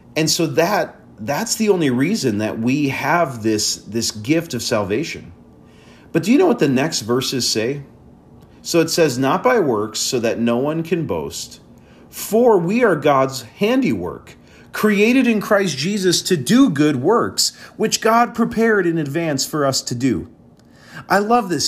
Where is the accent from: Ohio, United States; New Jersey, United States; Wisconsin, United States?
Wisconsin, United States; moved away as an adult; also born or lived in Chicago area; we're in Wisconsin, and, um, I'm originally from Wisconsin. So coming back home